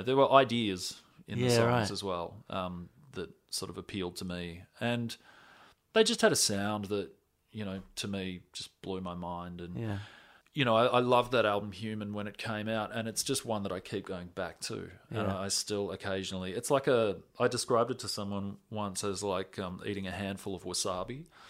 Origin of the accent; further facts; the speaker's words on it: Florida, United States; I'm from Florida